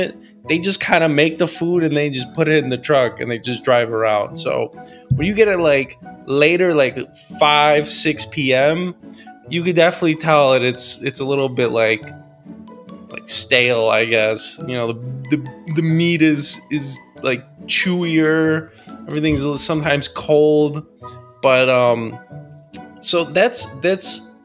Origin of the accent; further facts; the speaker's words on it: United States; as an American